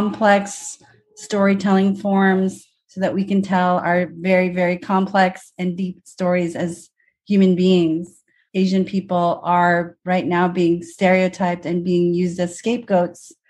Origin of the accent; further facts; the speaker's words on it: Indonesia; now in United States; I'm from Indonesia